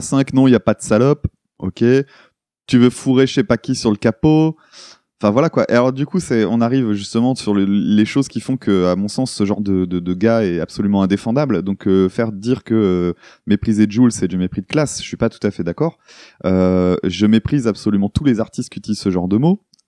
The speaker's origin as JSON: {"language": "French", "area": "the North", "region": "Hauts-de-France", "country": "France", "said": "nous, on vient du Nord"}